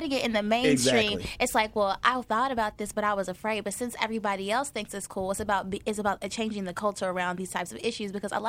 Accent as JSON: {"language": "English", "region": "the South", "country": "United States", "said": "We are from the South."}